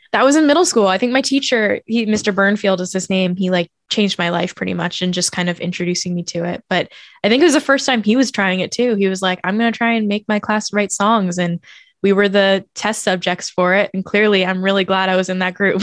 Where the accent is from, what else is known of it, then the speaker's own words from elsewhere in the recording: Oakland, California, United States; moved away as an adult; also born or lived in Brooklyn; my entire childhood. I moved to Brooklyn when I was nineteen years old. So I was in Oakland for nineteen years